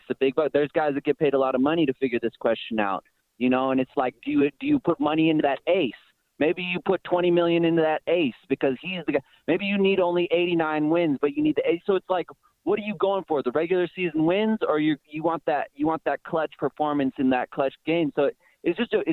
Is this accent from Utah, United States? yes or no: no; Oakland, California, United States; I'm born in Oakland. I'm from Oakland.